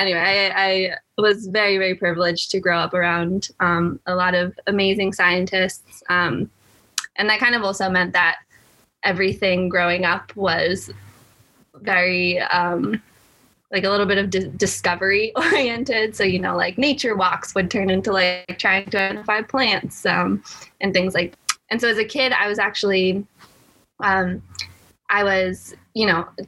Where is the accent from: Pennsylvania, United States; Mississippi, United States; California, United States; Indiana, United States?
California, United States; Half Moon Bay; I grew up in California, very close to Stanford, actually, in a place called Half Moon Bay.